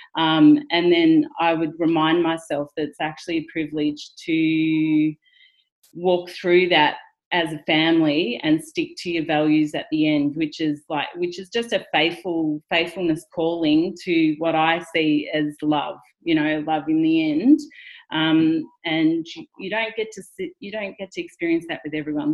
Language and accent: English; rural Victoria, Australia; I just pretty much grew up in rural Victoria at the regular high school